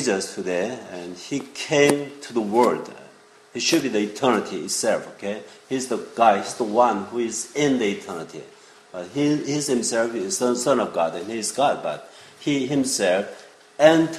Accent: South Korea; English is a second language; moved away as an adult; also born or lived in Israel; now in New York, United States; I was born in Korea as a Korean, and I grew up there

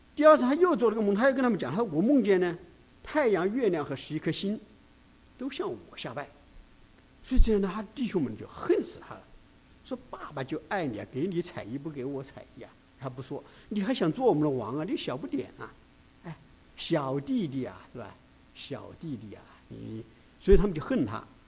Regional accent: China; 为什么会集中到犹太人，而不是集中到我们中国人呢？

